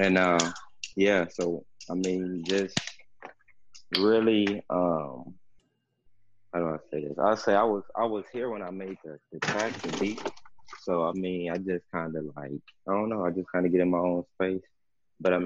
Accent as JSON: {"language": "English", "town": "East Chicago", "region": "Indiana", "country": "United States", "moved": "yes", "lives_now": "Los Angeles, United States", "said": "I'm from, like, the Chicagoland area. a city called East Chicago, Indiana"}